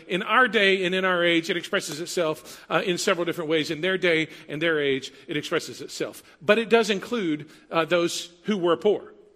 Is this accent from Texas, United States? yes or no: yes; Huntsville, Texas, United States; I grew up in Huntsville, 90 miles north of here, Prison City, USA. Like five prisons in the city limits, eight within the county.